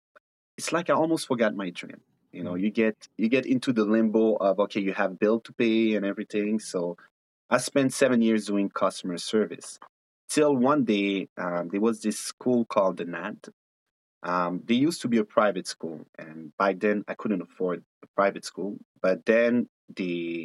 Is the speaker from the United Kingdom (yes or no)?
no; Ethiopia; also born or lived in Ivory Coast / Mali; now in Canada; I'm a very proud African born and raised in Ethiopia, coming from Ivory Coast and Mali